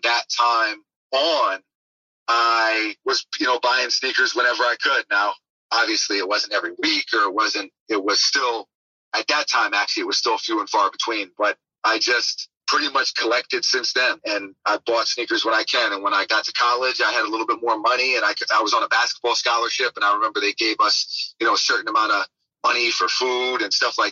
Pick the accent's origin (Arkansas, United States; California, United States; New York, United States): New York, United States; New York City; moved away as an adult; now in Florida, United States; growing up in New York City